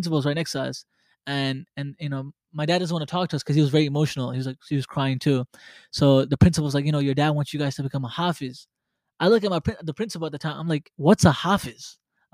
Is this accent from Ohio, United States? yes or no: no; New York City, New York, United States; I was born and raised in Brooklyn